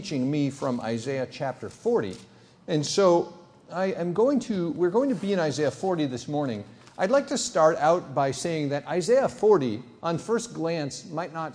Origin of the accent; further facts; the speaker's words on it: United States; also born or lived in Benin; I'm an American emergency room doctor